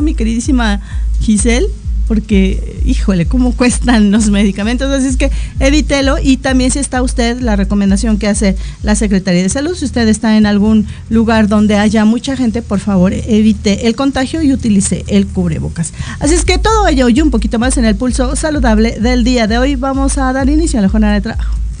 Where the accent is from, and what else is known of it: Mexico